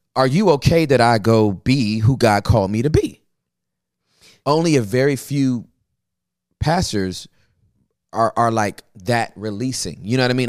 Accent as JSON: {"language": "English", "town": "Inglewood", "region": "California", "country": "United States", "tie": "born or raised there", "also_born_or_lived": "Los Angeles", "said": "I was born and raised in Inglewood, California"}